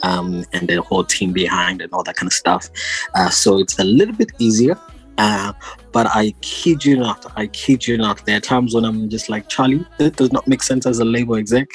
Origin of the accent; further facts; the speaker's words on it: Harare, Zimbabwe; I was born and bred in Zimbabwe, born in Harare